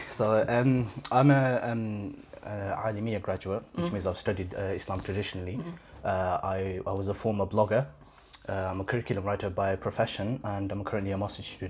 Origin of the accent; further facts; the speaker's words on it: Northampton, East Midlands, United Kingdom; I was born in Northampton General Hospital actually.